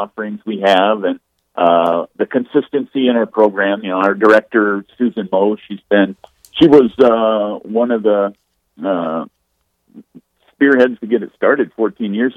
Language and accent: English; Vermillion, South Dakota, United States; also born or lived in Yankton, South Dakota; now in Sioux Falls, United States; born and raised in Vermillion, so haven't ventured too far from home